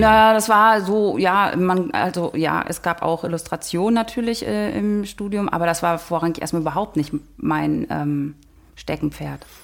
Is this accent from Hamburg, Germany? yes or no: no; Oderbruch, Brandenburg, Germany; moved away as an adult; now in Berlin, Germany; aus Brandenburg, aus dem Oderbruch. Und dort bin ich zur Schule gegangen und aufgewachsen